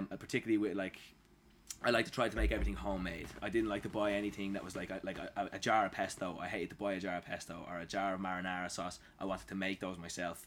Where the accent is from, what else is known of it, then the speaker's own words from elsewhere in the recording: Dublin, Leinster, Ireland; I was born and raised in Dublin